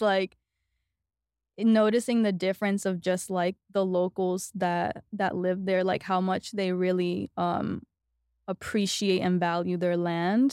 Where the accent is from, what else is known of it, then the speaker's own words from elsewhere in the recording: New York City, New York, United States; moved away as an adult; also born or lived in Los Angeles, United States; now in Austin, United States; I grew up in New York, but I was actually living in L A before I came here